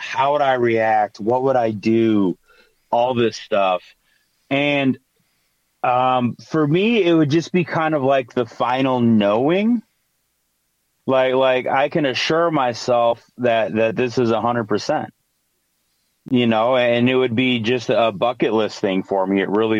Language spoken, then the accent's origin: English; Michigan, United States; also born or lived in Amazon; Growing up in the Amazon, we moved to the Upper Peninsula of Michigan when I was 10, because that's where my dad's from.